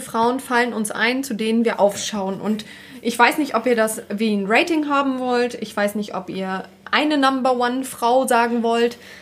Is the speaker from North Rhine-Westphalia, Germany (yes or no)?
no; Berlin, Germany; now in Hamburg, Germany; Ursprünglich komme ich ja aus Berlin